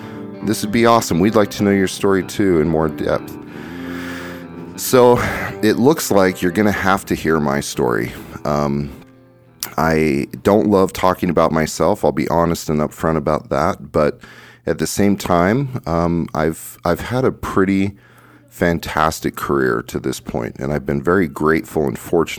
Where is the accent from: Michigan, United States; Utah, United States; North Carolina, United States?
Utah, United States; Kaysville; in my town there where I grew up in Kaysville, Utah